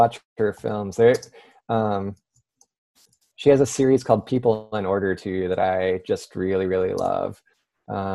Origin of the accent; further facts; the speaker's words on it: South Carolina, United States; moved away as an adult; also born or lived in Philadelphia, Pennsylvania / Amherst, Massachusetts / Paris, France / Durham, North Carolina; I was born in Philadelphia, but I moved to South Carolina when I was 7. Spent 10 years there